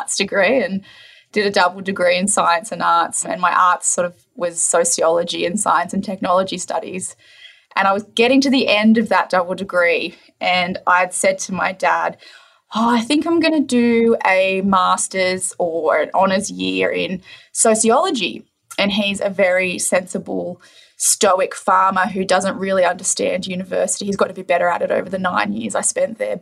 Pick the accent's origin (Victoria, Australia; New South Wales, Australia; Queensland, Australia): New South Wales, Australia; Crookwell; moved away; also born or lived in Dubbo; I was born in a rural town, so I was born in Crookwell in New South Wales